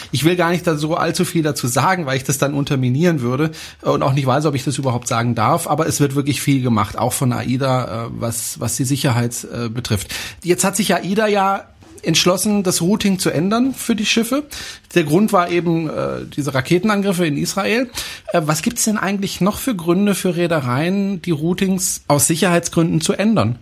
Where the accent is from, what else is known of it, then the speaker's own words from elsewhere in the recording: France; German is a second language; moved away; ich bin Franzose